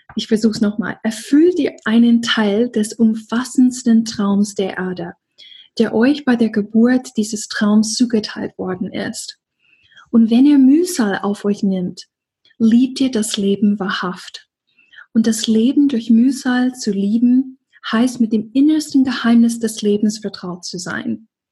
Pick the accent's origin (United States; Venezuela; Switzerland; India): United States; Deep South; now in Germany; im Süden, wo ich aufgewachsen bin, im tiefen Süden